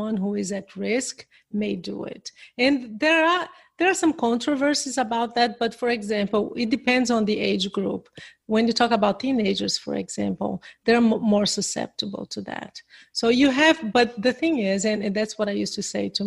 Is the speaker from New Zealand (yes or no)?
no; Brazil; English is a second language; I'm from Brazil. But I speak English